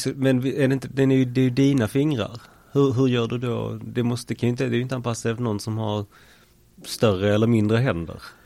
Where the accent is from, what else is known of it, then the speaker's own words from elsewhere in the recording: Malmö, Skåne, Sweden; uppväxtdelen skedde till stora delar på Limhamn också